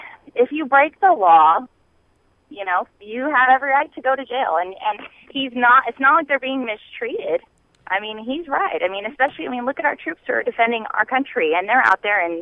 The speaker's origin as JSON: {"language": "English", "town": "Phoenix", "region": "Arizona", "country": "United States", "moved": "yes", "lives_now": "Burleson, United States", "said": "I'm from Phoenix, so I lived there for about 13 years."}